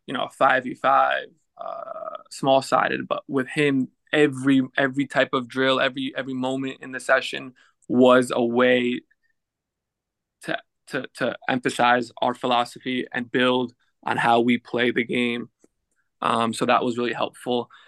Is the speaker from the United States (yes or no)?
yes; United States; moved away as an adult; also born or lived in Netherlands / France / England / Belgium; now in Cincinnati, United States; playing for my hometown club